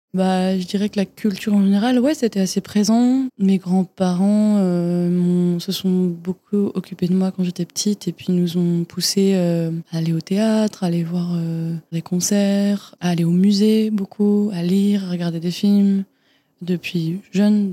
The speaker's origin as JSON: {"language": "French", "town": "Fontenay-aux-Roses", "region": "Île-de-France", "country": "France", "tie": "born or raised there", "said": "je suis née à Paris, enfin à côté de Paris plutôt, Fontenay-aux-Roses, euh, banlieue parisienne j'ai grandi"}